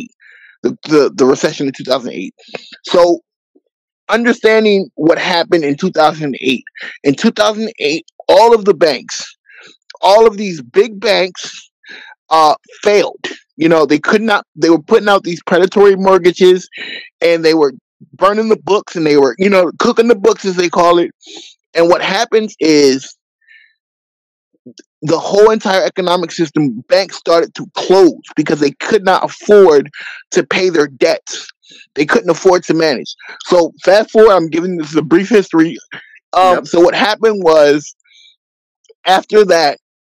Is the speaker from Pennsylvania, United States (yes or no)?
yes; Philadelphia, Pennsylvania, United States; also born or lived in New England; I came back to my hometown of Philadelphia, Pennsylvania